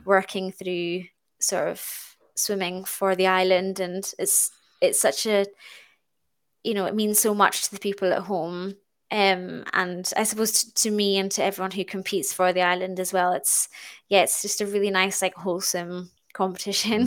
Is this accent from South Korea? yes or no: no; Stornoway, Scotland, United Kingdom; I'm born and brought up in Stornoway on the Isle of Lewis, um, in the Outer Hebrides.